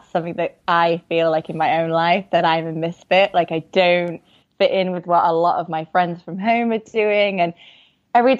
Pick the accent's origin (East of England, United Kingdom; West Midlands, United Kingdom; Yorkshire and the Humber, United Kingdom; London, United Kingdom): Yorkshire and the Humber, United Kingdom; moved away; also born or lived in Bali / Taiwan; I'm from Yorkshire. Yorkshire is a very big county, but yeah, so kind of the northern England area